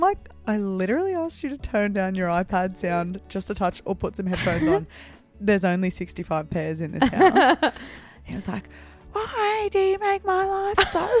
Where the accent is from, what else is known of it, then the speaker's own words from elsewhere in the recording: North Queensland, Australia; I'm from North Queensland. You can't live in North Queensland without air conditioning.